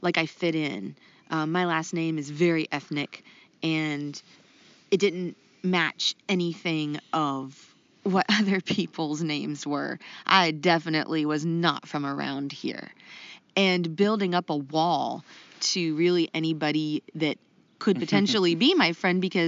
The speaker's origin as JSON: {"language": "English", "region": "Rust Belt", "country": "United States", "moved": "yes", "lives_now": "North Carolina, United States", "said": "I'm from like the Rust Belt"}